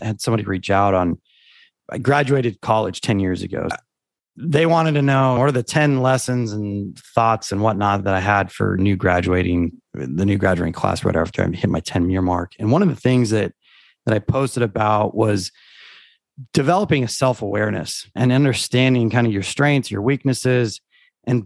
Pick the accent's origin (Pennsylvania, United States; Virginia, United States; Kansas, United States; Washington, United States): Washington, United States; Eastern; moved away as an adult; now in Texas, United States; I grew up in Eastern Washington